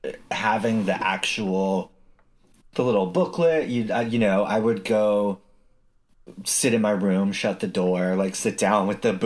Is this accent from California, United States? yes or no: no; Utah, United States; Oh, no, I grew up in Utah